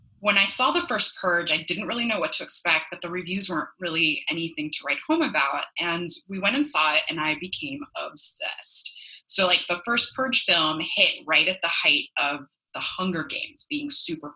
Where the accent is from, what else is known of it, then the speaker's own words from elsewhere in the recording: Los Angeles, California, United States; accent: Valley girl; also born or lived in West Hollywood, California; now in Miami, United States; I'm actually originally from California. I'm a Valley girl through and through